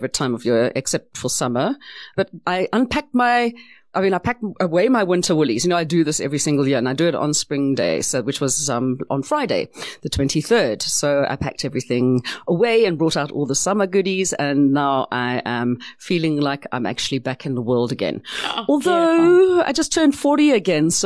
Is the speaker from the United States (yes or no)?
no; South Africa; South Africa is my country. I am South African